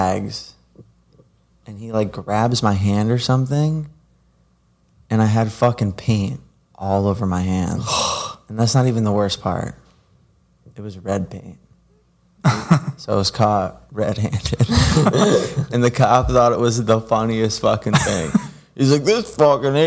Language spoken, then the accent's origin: English; New Jersey, United States; growing up in Jersey, it was, like, running up the train tracks.